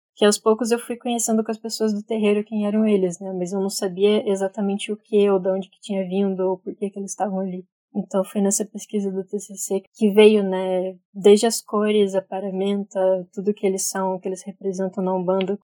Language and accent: Portuguese; Curitiba, Paraná, Brazil; Nasci em Curitiba, na verdade, estou aqui até hoje